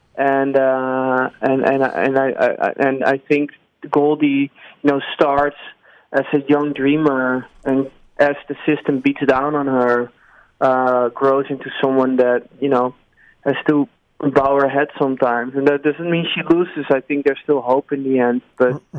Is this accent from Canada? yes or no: no; Netherlands; I came from Holland, which is where I am residing currently again